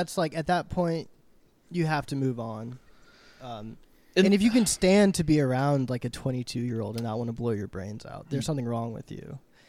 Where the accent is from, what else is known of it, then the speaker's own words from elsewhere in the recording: Texas, United States; We're Texas boys.